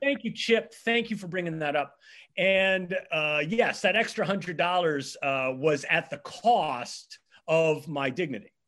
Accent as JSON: {"language": "English", "town": "Nassawadox", "region": "Virginia", "country": "United States", "tie": "born or raised there", "also_born_or_lived": "Hawaii", "moved": "as an adult", "lives_now": "Philadelphia, United States", "said": "I grew up on the eastern shore of Virginia, uh, which is, uh, the peninsula that's actually attached to Maryland"}